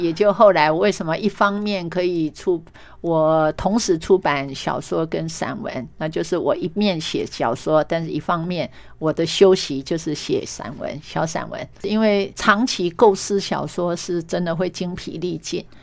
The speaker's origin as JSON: {"language": "Chinese", "town": "Meishan", "region": "Chiayi County", "country": "Taiwan", "tie": "born or raised there", "also_born_or_lived": "Taipei", "moved": "as an adult", "said": "我是来自于乡下。啊，我们嘉义眉山那么样乡野的地方，然后到台北念书"}